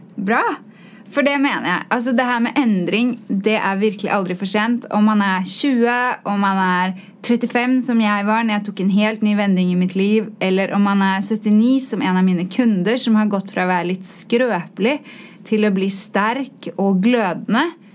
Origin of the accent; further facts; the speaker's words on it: Oslo, Norway; accent: svorsk; Swedish is a second language; moved away; jag kommer från Oslo